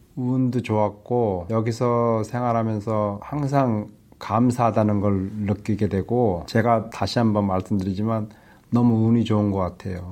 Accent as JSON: {"language": "Korean", "town": "Suwon", "region": "Gyeonggi Province", "country": "South Korea", "tie": "born or raised there", "also_born_or_lived": "Yongin, South Korea / Pyeongtaek, South Korea / Canada", "moved": "as an adult", "lives_now": "New Zealand", "said": "한국 용인에서 태어났고 수원에서 초중고등학교를 나왔고요."}